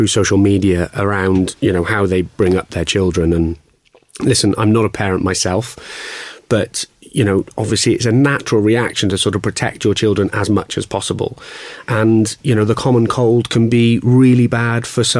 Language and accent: English; Welsh, Wales, United Kingdom; being Welsh